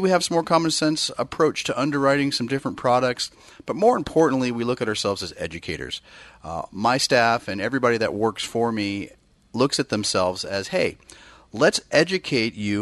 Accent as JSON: {"language": "English", "area": "Bay Area", "region": "California", "country": "United States", "tie": "born or raised there", "moved": "yes", "said": "I grew up in the Bay Area"}